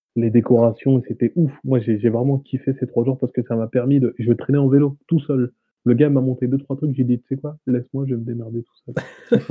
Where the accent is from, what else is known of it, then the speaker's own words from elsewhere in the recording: Le Havre, Normandy, France; je viens du Havre, de mm-hmm. Normandie